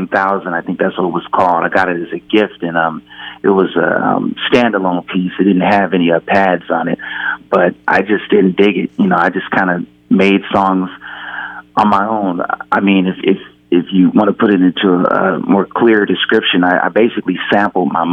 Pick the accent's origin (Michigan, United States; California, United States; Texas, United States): California, United States; Pasadena; I'm from Pasadena, California, and we always liked funk